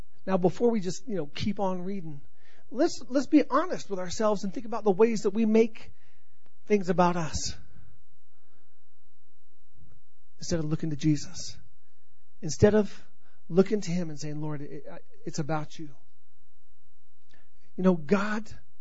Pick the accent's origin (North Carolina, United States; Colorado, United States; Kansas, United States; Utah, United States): Colorado, United States; accent: Colorado; my Colorado accent